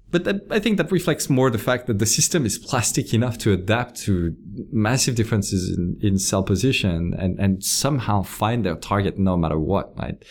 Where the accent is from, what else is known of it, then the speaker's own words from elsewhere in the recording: Lyon, Auvergne-Rhône-Alpes, France; moved away as an adult; also born or lived in French Alps; I grew up in France, in, uh, in a city called Lyon